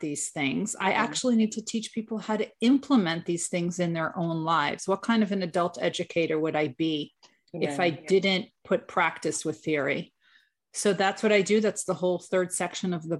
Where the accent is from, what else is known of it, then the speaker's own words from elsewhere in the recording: New York, United States; I am from New York